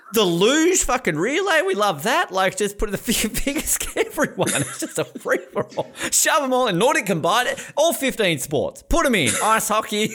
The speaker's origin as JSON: {"language": "English", "country": "Australia", "said": "we're Australian"}